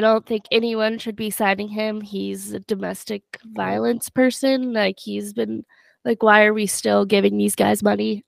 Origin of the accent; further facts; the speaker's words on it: Albuquerque, New Mexico, United States; I'm from Albuquerque.